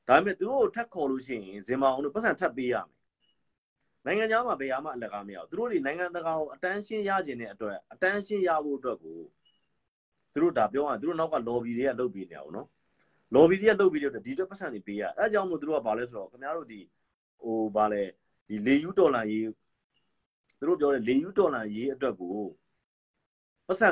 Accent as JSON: {"language": "Burmese", "country": "Myanmar"}